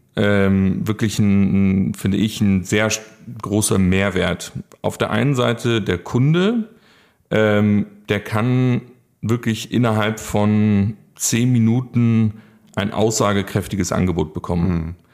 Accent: Munich, Bavaria, Germany; moved away as an adult; now in Cologne, Germany; ich ja ursprünglich aus München komme

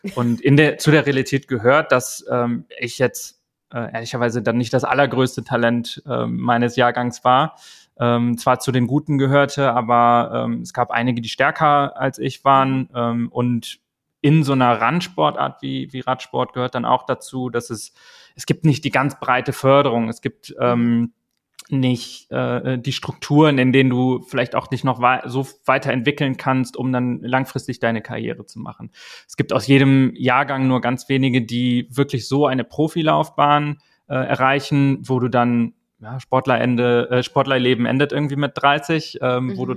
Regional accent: Eschweiler, North Rhine-Westphalia, Germany; now in Hamburg, Germany; da gab es die Schulzeit ähm, in meiner Heimatstadt, ähm, Kleinstadt in Nordrhein-Westfalen

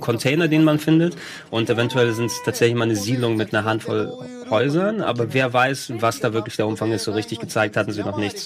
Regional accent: near Thessaloniki, Central Macedonia, Greece; now in Germany; in der Nähe von Thessaloniki, wo ich herkomme

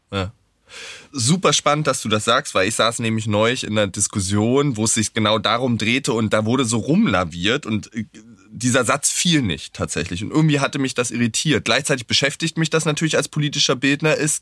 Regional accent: Wittenberg, Saxony-Anhalt, Germany; ich bin in Wittenberg aufgewachsen, in Sachsen-Anhalt

